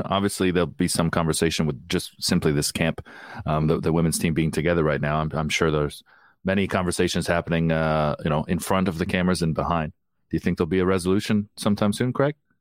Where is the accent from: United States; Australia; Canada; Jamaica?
Canada; I'm Canadian, a British passport, American passport